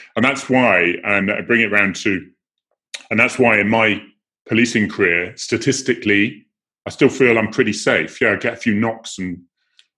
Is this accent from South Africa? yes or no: no; Cornwall, South West England, United Kingdom; moved away as an adult; we've been in Cornwall for 100 years. So I'm able to give a lot of jokes about that because I am Cornish